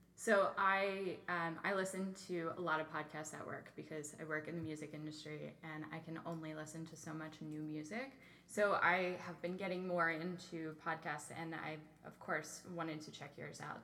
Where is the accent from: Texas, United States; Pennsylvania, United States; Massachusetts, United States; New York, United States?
Pennsylvania, United States; New Freedom; I grew up in a town called New Freedom